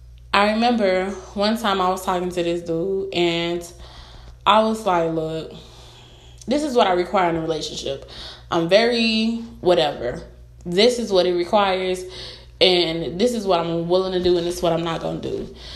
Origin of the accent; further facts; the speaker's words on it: Florida, United States; I've had a couple of people in my life who were with me from when I was a little girl, like growing up in Broward.